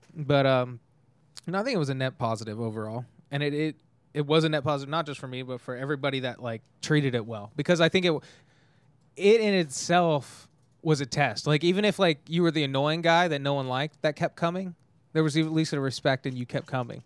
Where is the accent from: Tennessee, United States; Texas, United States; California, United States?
California, United States; Tehachapi; also born or lived in Bakersfield, California; I'm actually from Tehachapi, California